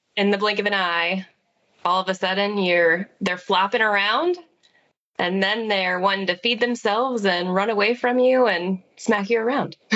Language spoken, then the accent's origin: English; Fort Wayne, Indiana, United States; I was born and raised in Fort Wayne, Indiana